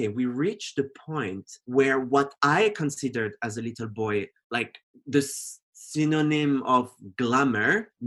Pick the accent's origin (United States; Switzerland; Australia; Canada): Switzerland; French-speaking Switzerland, Romandy; moved away as an adult; also born or lived in Geneva; I grew up in Switzerland in a very conservative village. It's on the French side of Switzerland, so it's south.